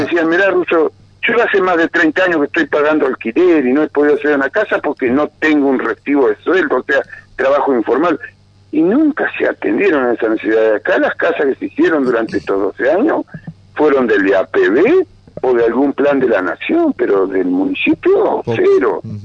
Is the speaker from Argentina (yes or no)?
yes; Paraná, Entre Ríos, Argentina; moved away; yo soy nativo de Paraná, o sea, que tengo familiares